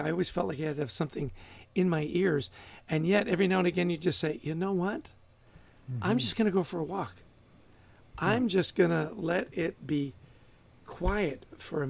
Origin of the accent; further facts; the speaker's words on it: New Jersey, United States; my home state